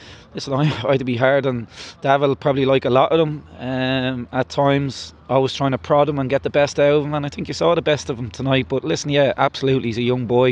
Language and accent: English; Ireland; We're Irish.